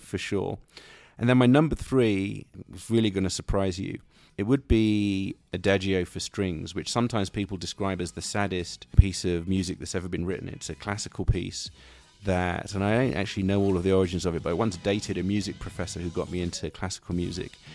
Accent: London, United Kingdom; moved away as an adult; also born or lived in Silicon Valley, United States; now in United States; when I was a young man growing up in London

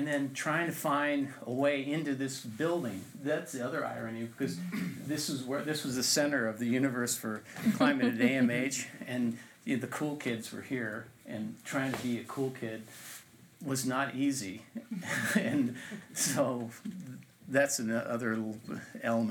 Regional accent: Anchorage, Alaska, United States; also born or lived in Big Lake, Alaska; we grew up in Big Lake and in Anchorage

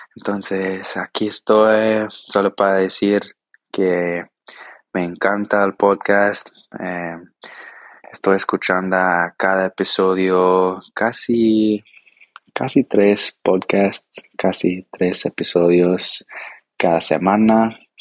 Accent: Brazil; Spanish is a second language; soy de Brasil

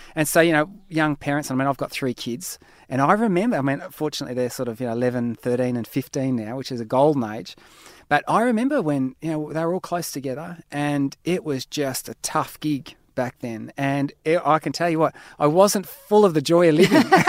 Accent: Australia; I'm an Aussie

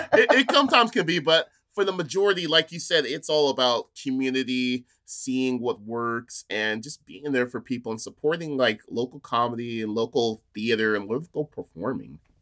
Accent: near Fresno, California, United States; moved away as an adult; now in Portland, United States; Growing up near Fresno, I lived in, grew up in a small town called Chocula

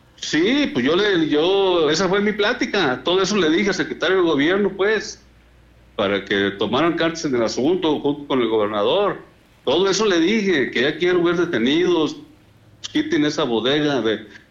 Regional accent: La Ruana, Michoacán, Mexico; allá en mi pueblo, en La Ruana, o sea, en el municipio de Bonavista

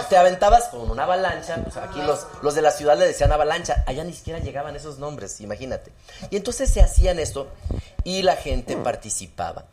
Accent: Zacatecas, Mexico; also born or lived in Mexico City; en mi pueblo había un solo teléfono público

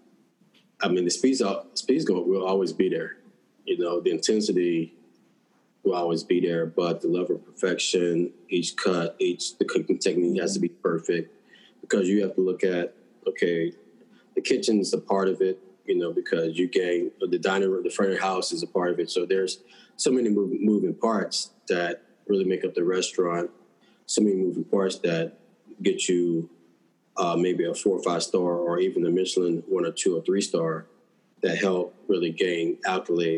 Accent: New Orleans, Louisiana, United States; I grew up in New Orleans, so I have that New Orleans Cajun Creole background

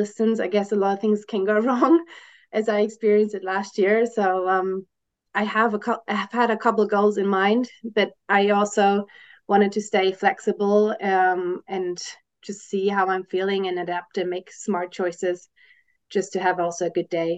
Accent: Germany; moved away as an adult; now in Switzerland; I was born and raised in Germany and I'm now living in Switzerland because my husband works here

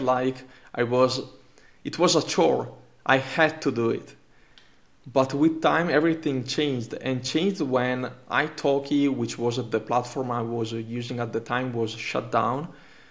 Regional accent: Italy; first language Italian; English is a second language; Italian is my native language

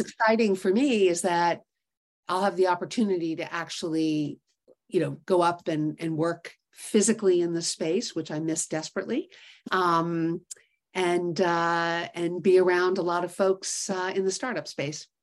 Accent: New York City, New York, United States; also born or lived in Connecticut; growing up in New York City

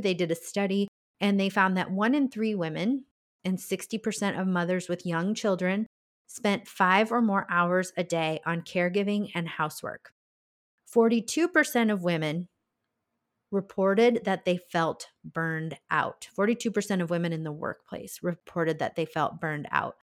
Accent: Iowa, United States; that's my home state

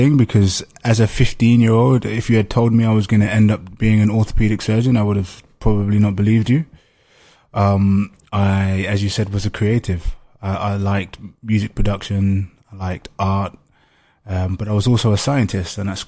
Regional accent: London, United Kingdom; I grew up in East London, where there's like a high population of Africans, particularly kind of second generation Africans like myself.

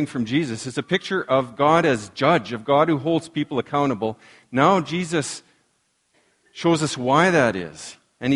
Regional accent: La Ronge, Saskatchewan, Canada; I remember growing up in La Ronge

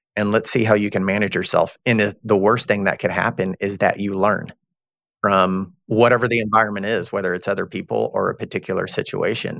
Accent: Texas, United States; I'm from Texas. I'm, I'm a Southern guy

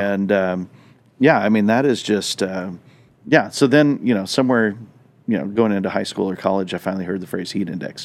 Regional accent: Southwest, United States; moved away; growing up in the Southwest

